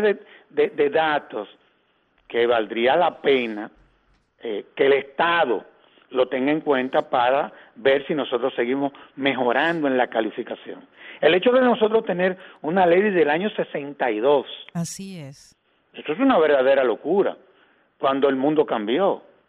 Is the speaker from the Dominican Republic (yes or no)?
yes; Dominican Republic; a nosotros como dominicanos